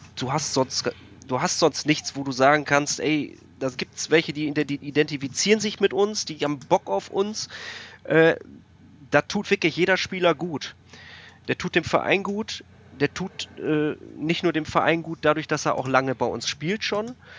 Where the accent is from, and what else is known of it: Münster, North Rhine-Westphalia, Germany